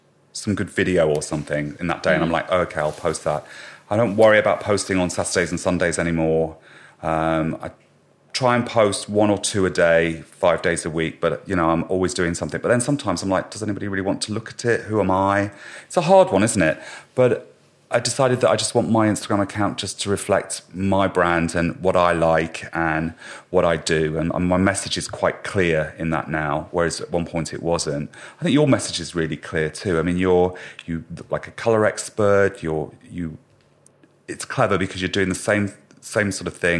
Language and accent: English; Ireland; I'm Irish